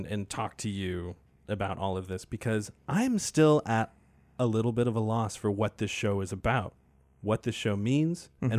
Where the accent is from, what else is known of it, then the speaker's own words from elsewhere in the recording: Maine, United States; I've never left Maine, but I am still learning about my home state every day.